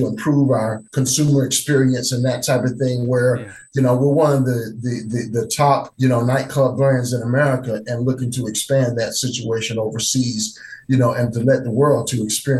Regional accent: North Carolina, United States; And I'm actually from North Carolina.

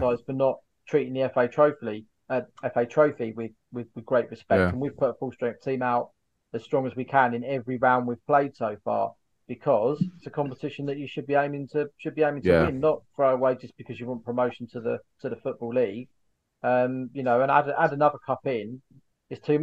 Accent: Kent, South East England, United Kingdom; When I was growing up in Kent

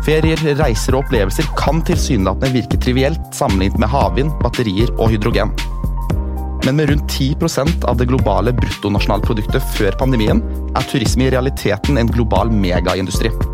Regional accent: Sarpsborg, Østfold, Norway; min hjemby Sarpsborg

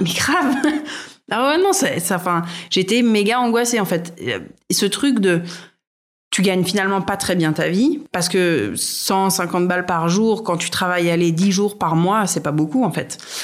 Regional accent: Rouen, Normandy, France; moved away as an adult; also born or lived in Paris; je suis normande, j'ai grandi à Rouen, j'y suis restée jusqu'au bac

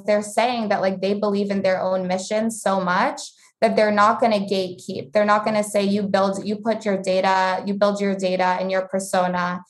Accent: Vermont, United States; I grew up in Vermont

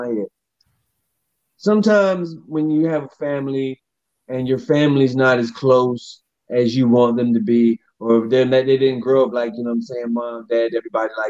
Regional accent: North Carolina, United States; we're from North Carolina

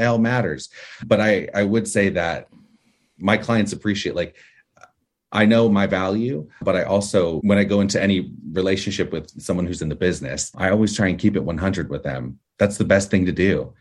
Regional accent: Orange County, California, United States; I was born here in the States, in California, in Orange County, California

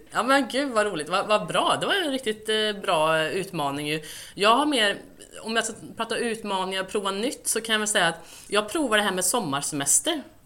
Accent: Säffle, Värmland, Sweden; moved away; Jag kommer ju från Värmland från början

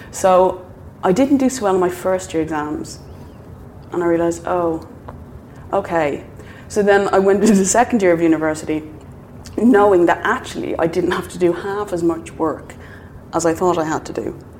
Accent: Ireland

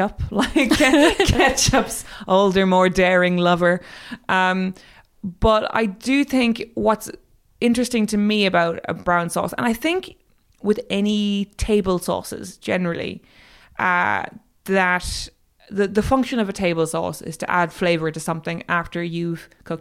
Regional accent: Ireland; moved away as an adult; now in United Kingdom; I'm Irish

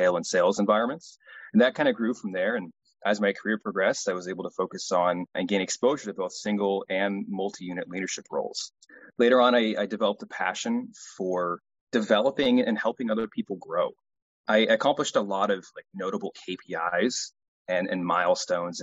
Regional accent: Pacific Northwest, United States; So I'm from the United States, and I grew up in the Pacific Northwest

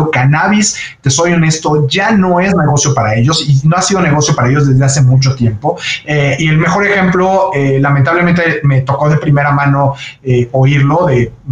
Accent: Mexico; lograr poder exportar lo que nosotros hacemos como mexicanos, como el tequila, ¿no?

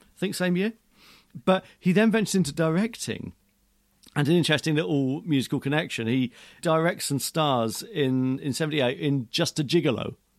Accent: Aldershot, South East England, United Kingdom; No, I'm from Aldershot, which isn't a million miles away.

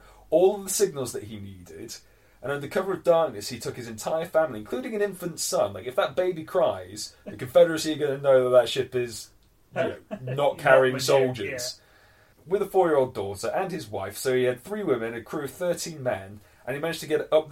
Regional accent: England, United Kingdom; we're English

